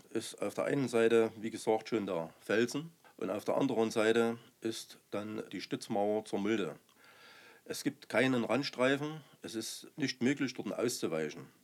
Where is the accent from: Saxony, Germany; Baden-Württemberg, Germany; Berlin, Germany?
Saxony, Germany; Remse; Ich bin 57 Jahre alt. Ich bin in Remse geboren.